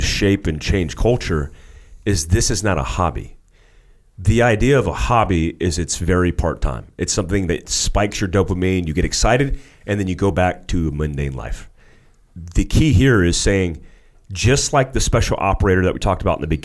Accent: United States; moved away as an adult; also born or lived in Daytona Beach, Florida / North Carolina; I grew up in Daytona Beach, Florida. I grew up in North Carolina in the boonies

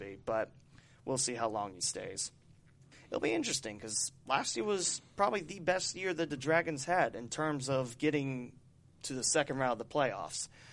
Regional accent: West Alexandria, Ohio, United States; my hometown of West Alexandria

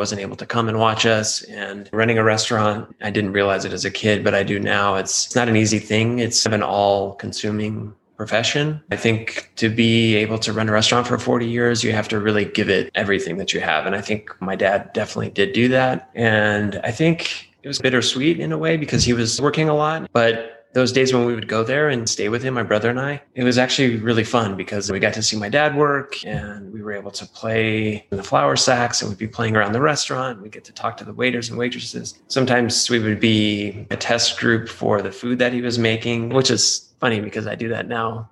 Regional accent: Albuquerque, New Mexico, United States; I grew up here in Albuquerque

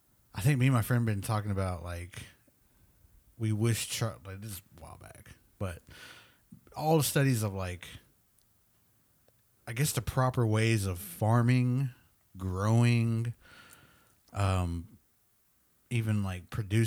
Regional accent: Nebraska, United States; now in Oklahoma, United States; and we're from Nebraska, but we tried to grow them here in Oklahoma, and man, they would just die.

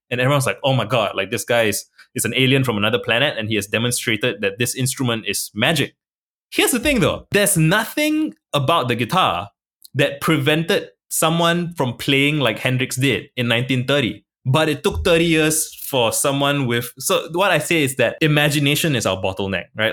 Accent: Singapore; I was born in Singapore. I'm a minority in my country

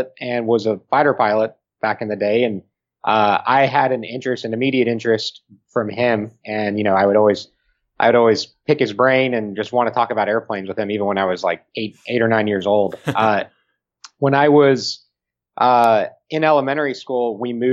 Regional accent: El Paso, Texas, United States; in El Paso for a wedding in my hometown

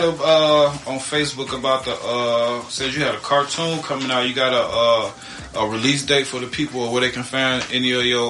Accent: Chicago, Illinois, United States; East St. Louis is the area that I'm in. I'm from Chicago. We from Chicago.

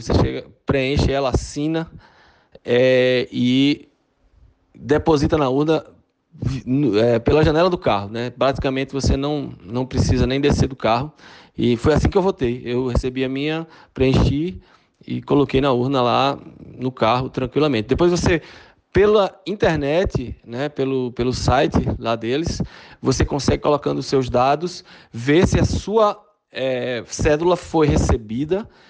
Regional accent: Recife, Pernambuco, Brazil; accent: Pernambucano; moved away as an adult; also born or lived in Fortaleza, Ceará, Brazil; now in Tucson, United States; Eu morei aí ah, em Fortaleza até os oito anos de idade. Me mudei para é, Recife, por isso desse sotaque pernambucano

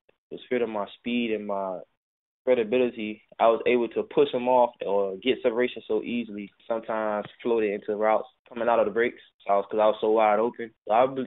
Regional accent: Miami, Florida, United States; growing up in Miami

